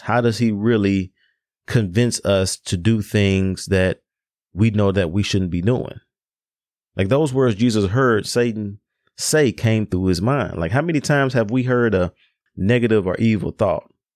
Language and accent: English; Memphis, Tennessee, United States; Memphis, my hometown